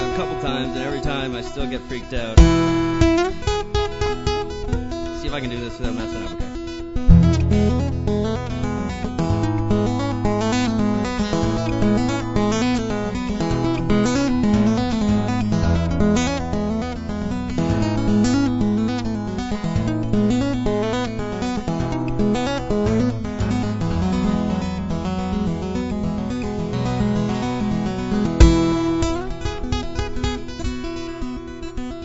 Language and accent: English; Ontario, Canada; moved away; I'm from Ontario